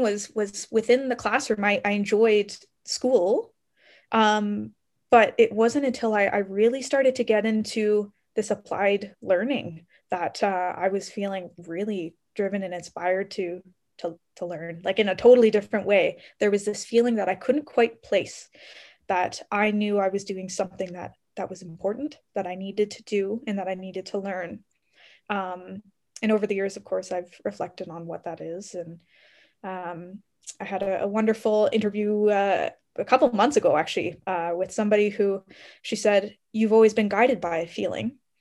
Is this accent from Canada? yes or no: yes; Ontario, Canada; moved away as an adult; now in Calgary, Canada; I grew up in Ontario, so all over Ontario